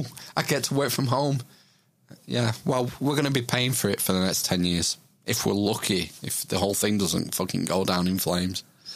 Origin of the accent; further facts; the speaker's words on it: Lancashire, North West England, United Kingdom; I'm from Lancashire.